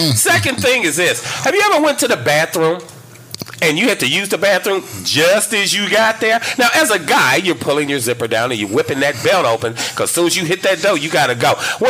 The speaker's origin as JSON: {"language": "English", "town": "Gary", "region": "Indiana", "country": "United States", "moved": "yes", "lives_now": "Dallas, United States", "said": "I'm from Gary, Indiana, outside of Chicago."}